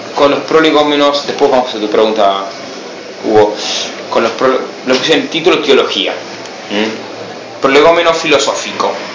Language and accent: Spanish; Buenos Aires, Argentina; moved away; Soy argentino, soy de Buenos Aires